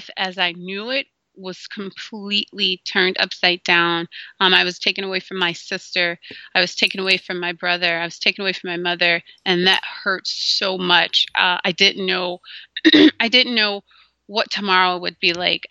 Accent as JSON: {"language": "English", "town": "Gary", "region": "Indiana", "country": "United States", "tie": "born or raised there", "also_born_or_lived": "Minnesota", "moved": "yes", "said": "We grew up in Gary, Indiana, and then we transitioned to Minnesota later"}